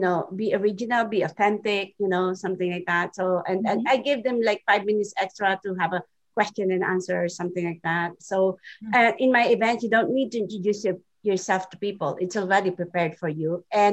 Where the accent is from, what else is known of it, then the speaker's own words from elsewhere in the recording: Philippines; English is a second language; moved away; I'm from the Philippines, and English is my second language.